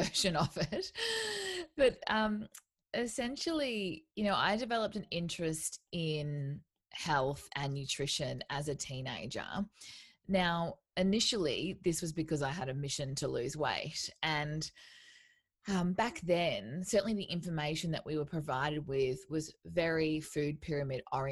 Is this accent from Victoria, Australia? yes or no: no; Townsville, Queensland, Australia; moved away as an adult; I moved away from where I grew up in Townsville